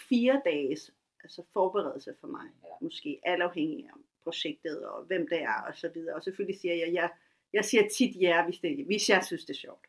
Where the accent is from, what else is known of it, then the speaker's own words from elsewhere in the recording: Taastrup, Capital Region of Denmark, Denmark; Jeg voksede op i Tostogård, en af de ja. første gator i Danmark.